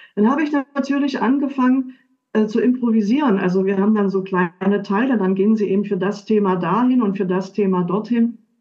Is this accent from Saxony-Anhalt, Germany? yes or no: yes; Dessau, Saxony-Anhalt, Germany; moved away as an adult; also born or lived in Switzerland / Munich; Ich bin zurückgegangen. Ich komme aus Dessau